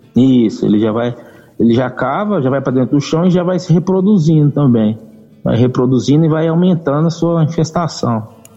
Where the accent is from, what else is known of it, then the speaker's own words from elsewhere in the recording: Aramina, São Paulo, Brazil; moved away as an adult; now in Rio Verde, Brazil; eu não sou de, de Rio Verde, eu sou do interior de São Paulo, de Aramina, São Paulo. Já estou aqui em Rio Verde desde 2014, né, aqui em Goiás